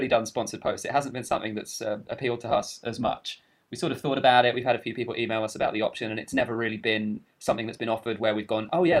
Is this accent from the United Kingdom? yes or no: yes; United Kingdom; I am technically British.